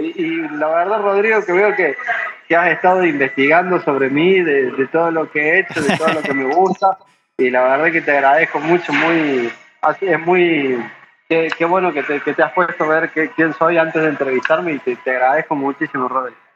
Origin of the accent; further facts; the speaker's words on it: Córdoba, Argentina; moved away as an adult; now in Tijuana, Mexico; soy de Córdoba, Argentina